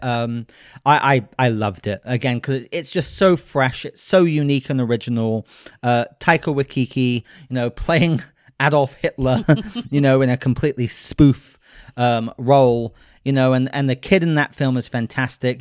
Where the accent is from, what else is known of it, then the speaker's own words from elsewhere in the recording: United Kingdom; I'm a British gentleman